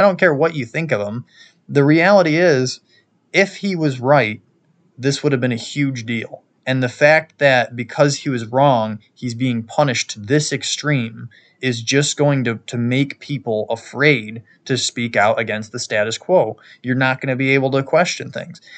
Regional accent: New York, United States; my home state of New York

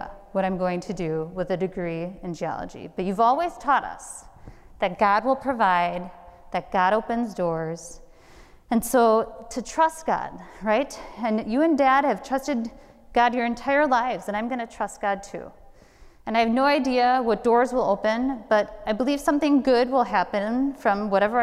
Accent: Milwaukee, Wisconsin, United States; moved away as an adult

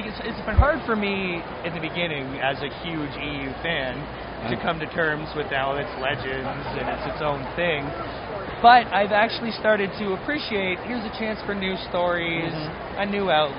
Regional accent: Toronto, Ontario, Canada; I'm from Toronto, actually.

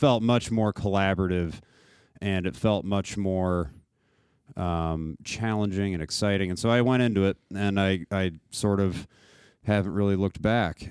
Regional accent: Naperville, Illinois, United States; I'm from Naperville

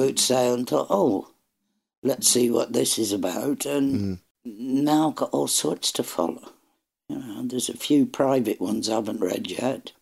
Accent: Ireland; I'm Irish.

